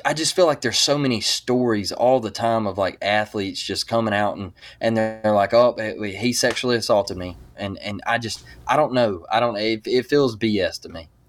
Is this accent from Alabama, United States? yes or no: yes; Mobile, Alabama, United States; I'm from Mobile, Alabama